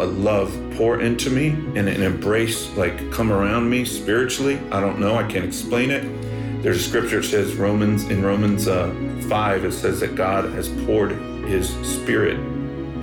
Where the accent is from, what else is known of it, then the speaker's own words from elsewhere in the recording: Bakersfield, California, United States; also born or lived in Los Angeles; I grew up in Bakersfield, California, home of … and hee-haw country music